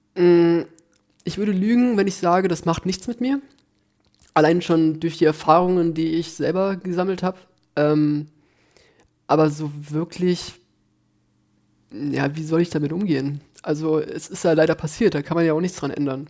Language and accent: German; near Düsseldorf, North Rhine-Westphalia, Germany; moved away as an adult; now in Berlin, Germany; ich komme halt aus der Nähe von Düsseldorf. Ich bin zwar auf dem Land groß geworden